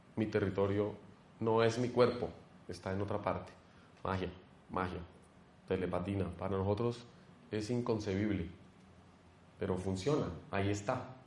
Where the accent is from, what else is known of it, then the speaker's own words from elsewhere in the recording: Colombia; como colombianos